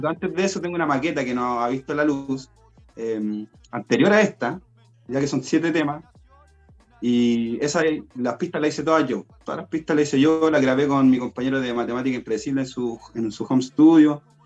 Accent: Buin, Santiago Metropolitan Region, Chile; yo también soy de la, comuna de Win, soy de Alto Jahuel

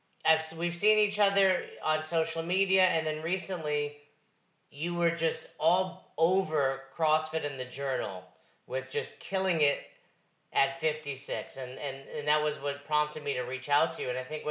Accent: Northeast, United States; I'm from the Northeast.

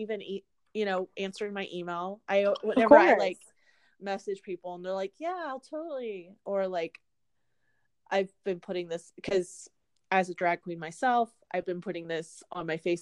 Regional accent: Houston, Texas, United States; now in Austin, United States; I'm from Houston originally.

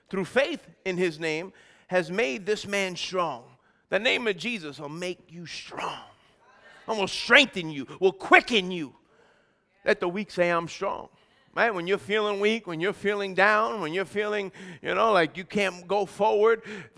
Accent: United States; I'm American.

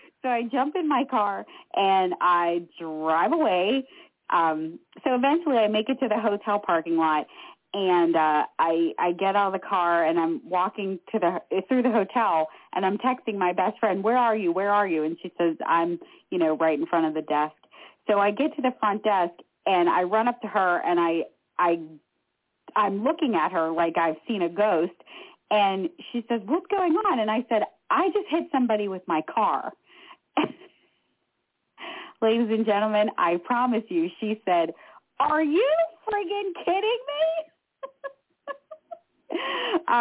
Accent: Pittsburgh, Pennsylvania, United States; I'm from Pittsburgh

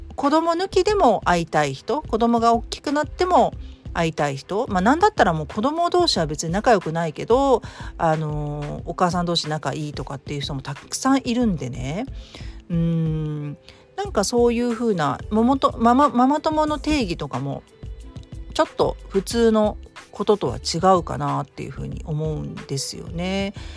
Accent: Kanto, Japan; moved away as an adult; now in Kansai, Japan; 私も関東出身

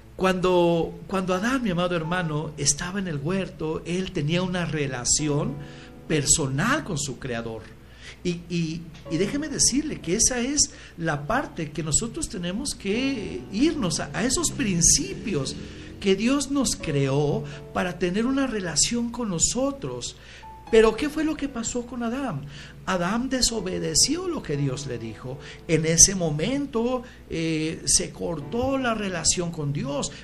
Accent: Michoacán, Mexico; nací eh, en Michoacán

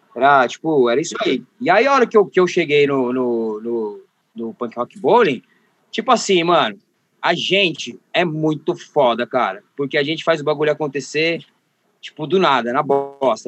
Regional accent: Osasco, São Paulo, Brazil; eu sou, na real, do Jardim Dávila, que é o último bairro de Osasco, divisa com São Paulo

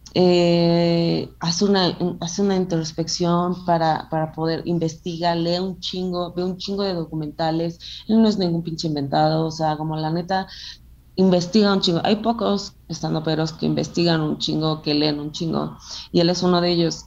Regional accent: Acapulco, Guerrero, Mexico; yo nací en Acapulco, yo soy, mis papás son mexicanos

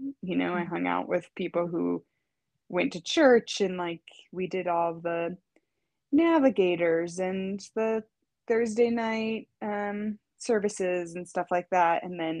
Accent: rural Iowa, United States; So I grew up in rural Iowa to a farmer and a teacher. So, and when I say rural, I mean like a town of 1,500 people is what I grew up in. And a pretty religiously conservative part

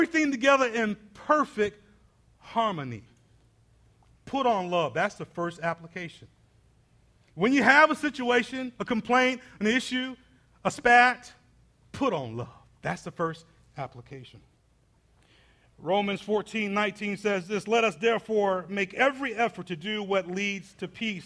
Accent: Atlanta, Georgia, United States; I grew up inner city in Atlanta

